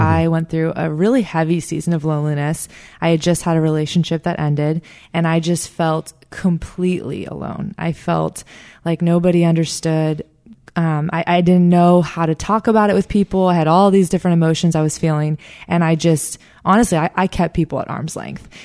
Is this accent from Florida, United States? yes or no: yes; South Florida, United States; I'm from South Florida. I, I'm working now at the church that I grew up